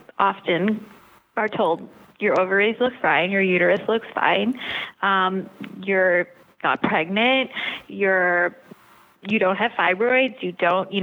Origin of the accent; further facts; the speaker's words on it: New York, United States; also born or lived in Long Island; I was born and raised in New York, have lived here my entire life